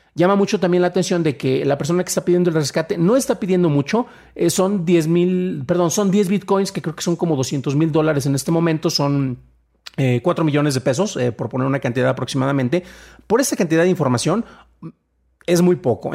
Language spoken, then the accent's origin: Spanish; Mexico; soy mexicano